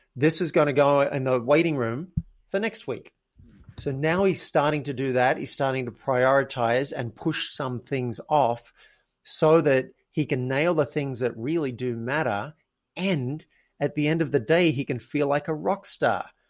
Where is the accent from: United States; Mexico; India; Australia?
Australia; I grew up in Australia